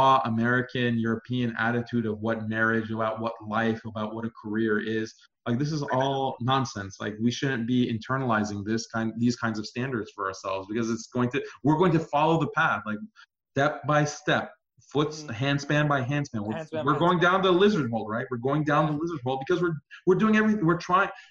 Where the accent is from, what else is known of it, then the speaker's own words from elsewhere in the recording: Iran; moved away; I'm here from Iran. Persian